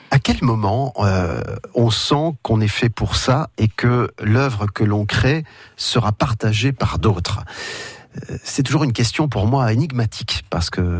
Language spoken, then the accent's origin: French; France; je suis, je suis né en France